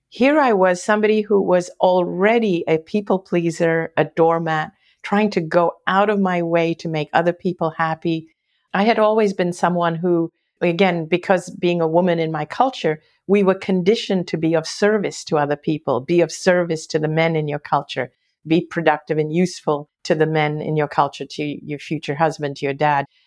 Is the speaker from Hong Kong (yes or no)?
yes; Hong Kong; I grew up in Hong Kong